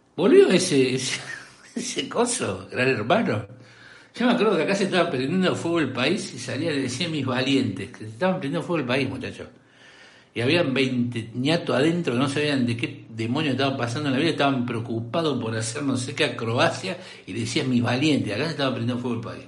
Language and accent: Spanish; Córdoba, Argentina; soy decente cordobés